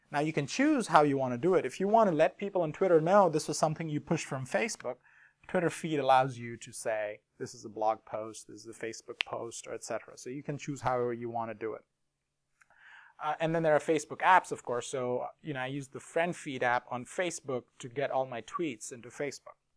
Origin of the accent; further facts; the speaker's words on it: India; Everyone welcomed me. I never felt I was from India.